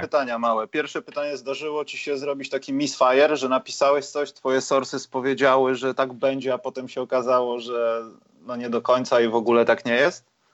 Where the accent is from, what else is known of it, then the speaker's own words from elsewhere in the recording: Poland; jesteśmy z Polski